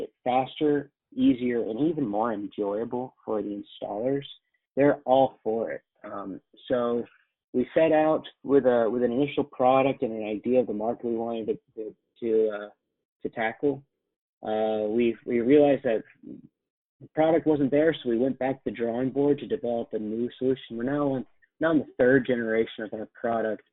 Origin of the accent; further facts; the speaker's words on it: Atlanta, Georgia, United States; moved away as an adult; also born or lived in Chapel Hill, North Carolina / New York; now in Boston, United States; I grew up in Atlanta